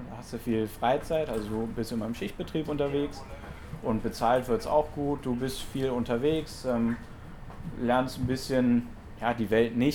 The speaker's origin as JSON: {"language": "German", "town": "Monheim", "region": "North Rhine-Westphalia", "country": "Germany", "tie": "born or raised there", "said": "ich selber komme ja vom, vom Niederrhein, ich komme aus Monheim. Ähm, ja, auf jeden Fall verbinde ich natürlich mit dem Rhein Heimat, ähm, weil ich bin auch direkt am Rhein aufgewachsen."}